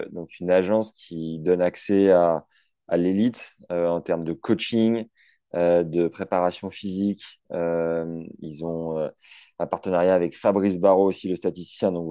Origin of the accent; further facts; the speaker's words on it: Normandy, France; chez nous en Normandie